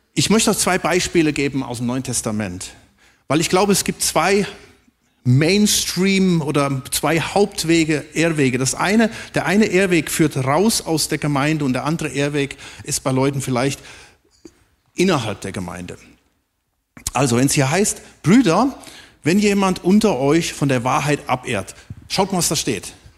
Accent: Germany; wir auch als Deutsche

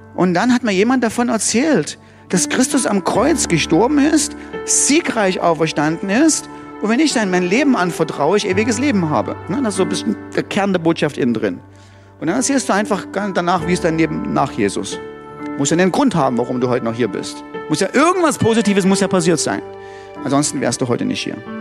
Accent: Germany; bei uns in Deutschland

